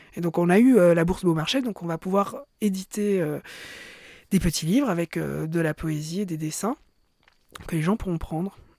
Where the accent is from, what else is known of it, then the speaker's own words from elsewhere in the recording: Belgium; je suis juive aussi euh, et je suis belge